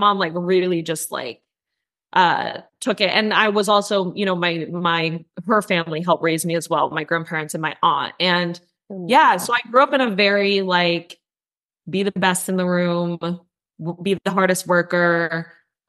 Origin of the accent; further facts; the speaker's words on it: north of Manhattan, New York, United States; I grew up in New York, born and raised in New York. I grew up outside of the city. So I was about 45 minutes to an hour, depending on traffic, north of Manhattan